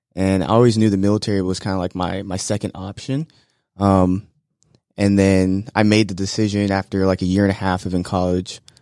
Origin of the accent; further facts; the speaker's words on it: Florida, United States; moved away as an adult; back in my home state of Florida